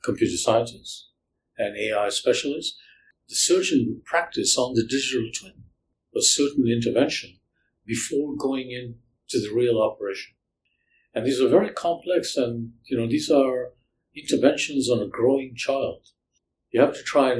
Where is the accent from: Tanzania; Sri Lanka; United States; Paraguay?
Sri Lanka; now in Canada; I grew up in Sri Lanka